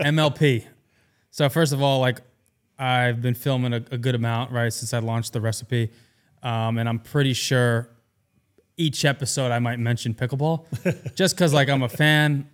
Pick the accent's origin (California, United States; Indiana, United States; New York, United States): New York, United States; moved away as an adult; I'm born and raised in New York. I moved here two years ago.